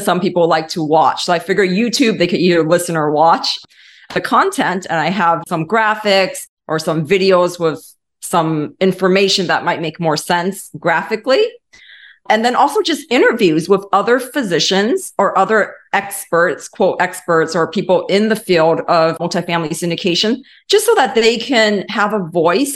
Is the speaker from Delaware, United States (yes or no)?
no; Los Angeles, California, United States; moved away as an adult; also born or lived in East Coast; now in Atlanta, United States; I was born and raised in Los Angeles